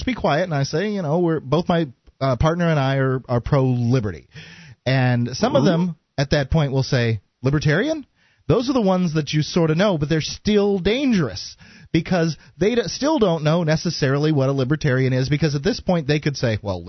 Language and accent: English; Atlanta, Georgia, United States; oh, well, I'm from Atlanta. I know what a libertarian is.